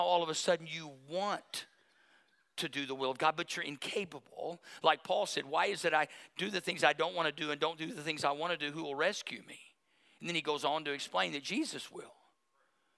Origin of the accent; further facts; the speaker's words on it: Berry Hill, United States; I grew up in Berry Hill